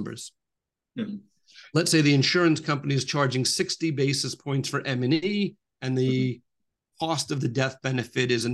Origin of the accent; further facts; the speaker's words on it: New York, United States; I'm from New York